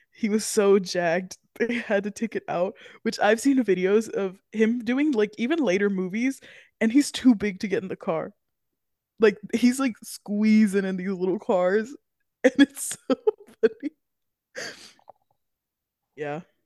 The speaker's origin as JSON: {"language": "English", "region": "Florida", "country": "United States", "said": "We're from Florida, obviously, if you haven't heard it before, we are Floridians"}